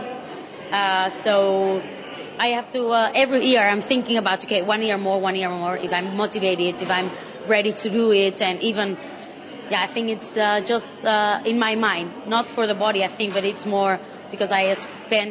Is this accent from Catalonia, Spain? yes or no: yes; Terrassa, Catalonia, Spain; English is a second language; in Spain, I come from Terrassa, so it's near by Barcelona